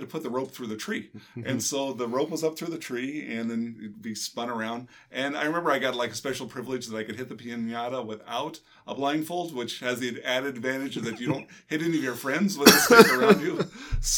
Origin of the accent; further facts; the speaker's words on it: Arizona, United States; I grew up in Arizona